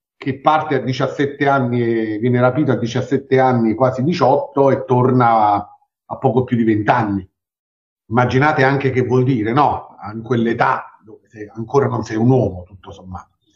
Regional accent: Naples, Campania, Italy; noi siamo napoletani e mm, viviamo nel centro di Napoli

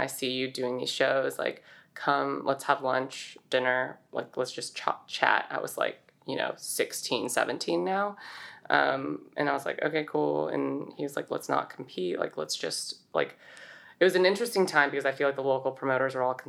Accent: Saratoga, California, United States; So I grew up in Saratoga, California. This is a town in the Bay. I've been there my whole life

